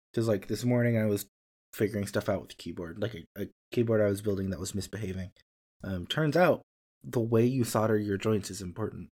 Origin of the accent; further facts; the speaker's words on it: near St. Louis, Missouri, United States; moved away; that's near-ish my hometown.